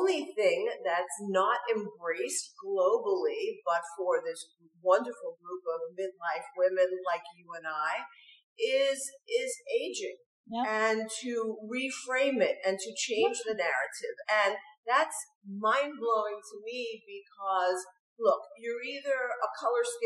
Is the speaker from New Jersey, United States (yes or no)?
no; New York, United States; when I was growing up in New York